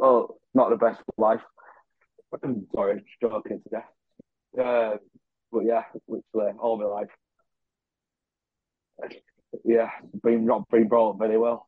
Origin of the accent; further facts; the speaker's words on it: Bradford, Yorkshire and the Humber, United Kingdom; so I'm from Bradford, unfortunately. It's not the best place, is it?